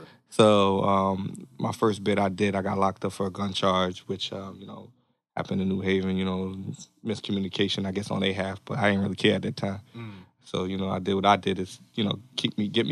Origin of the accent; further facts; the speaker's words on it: Norwalk, Connecticut, United States; also born or lived in Stamford, Connecticut; I'm 32, so I spent the rest of my life in Norwalk